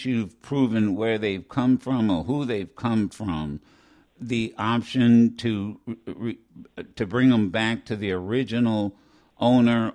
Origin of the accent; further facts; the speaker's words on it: Ohio, United States; growing up in Ohio